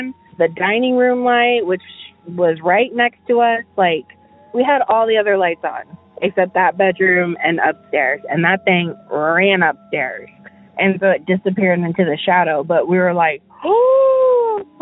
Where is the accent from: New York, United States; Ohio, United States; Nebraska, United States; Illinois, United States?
Nebraska, United States; Omaha; I am from Omaha, Nebraska.